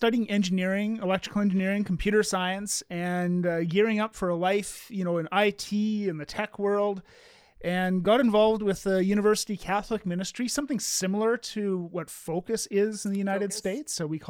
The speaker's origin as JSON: {"language": "English", "country": "Canada", "said": "And because I'm Canadian, I'll just say sorry."}